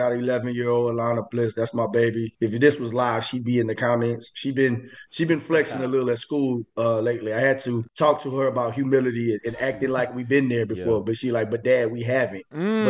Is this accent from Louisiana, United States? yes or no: yes; Eunice, Louisiana, United States; I'm from Eunice, Louisiana, city, southwest Louisiana, about 13,000 people.